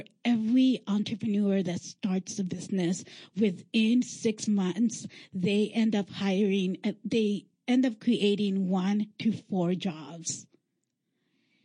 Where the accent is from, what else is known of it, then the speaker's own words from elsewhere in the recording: Los Angeles, California, United States; moved away; I am a transplant from Los Angeles, California